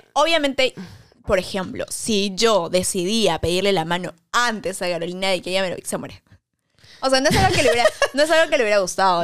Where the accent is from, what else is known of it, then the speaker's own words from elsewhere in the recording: Peru; somos de Perú